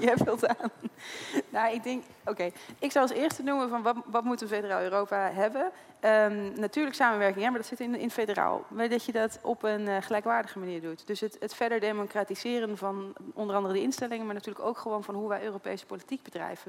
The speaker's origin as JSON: {"language": "Dutch", "region": "Utrecht", "country": "Netherlands", "said": "tuurlijk ben ik ook Nederlander en ik in Utrechter"}